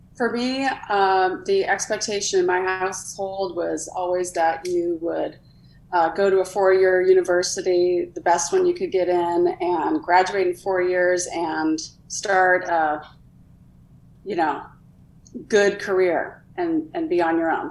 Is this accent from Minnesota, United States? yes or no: yes; Minnesota, United States; I grew up in Minnesota.